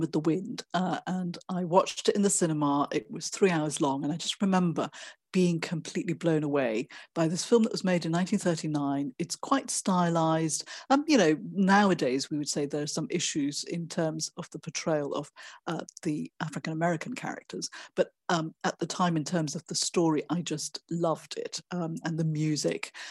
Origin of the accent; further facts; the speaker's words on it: Malaysia; I was born in Malaysia and grew up there